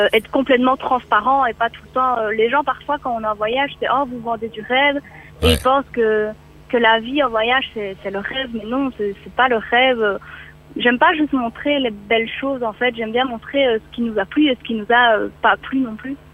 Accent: Belgium; moved away; en tant que Belge

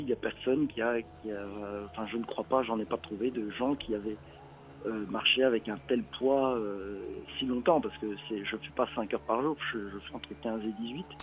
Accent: Belgium; je suis belge

